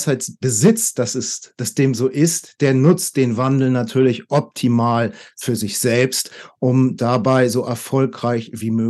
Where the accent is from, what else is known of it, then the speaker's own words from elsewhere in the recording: Hamburg, Germany; also born or lived in Taipei, Taiwan; Ich bin von Taipei jetzt nach acht Jahren wieder nach Hamburg in meine Heimatstadt gezogen.